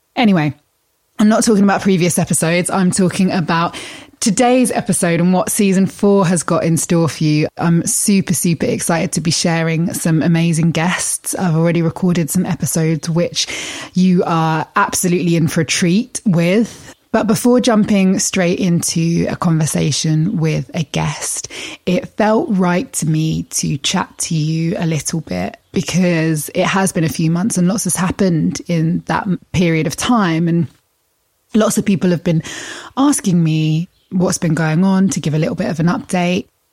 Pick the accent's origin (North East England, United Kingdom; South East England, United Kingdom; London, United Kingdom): South East England, United Kingdom; Kent; I grew up in Kent. My family live in Kent